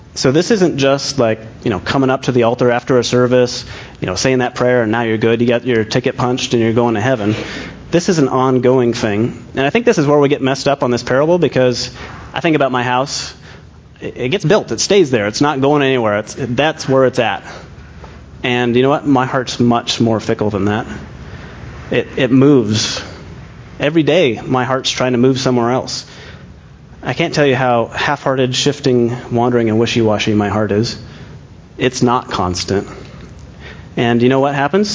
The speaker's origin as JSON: {"language": "English", "region": "Scotland", "country": "United Kingdom", "said": "I'm Scottish"}